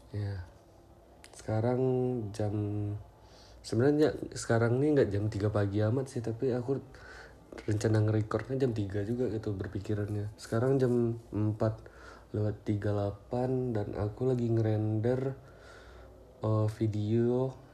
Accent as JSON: {"language": "Indonesian", "town": "Payakumbuh", "region": "West Sumatra", "country": "Indonesia", "tie": "born or raised there", "moved": "yes", "lives_now": "Pekanbaru, Indonesia", "said": "bulan Desember tahun kemarin aku melarikan diri ke Pekanbaru gara-gara sudah stres di Payakumbuh ya di kota asal aku dan sekarang sudah satu tahun aku di Pekanbaru menetap di kosan"}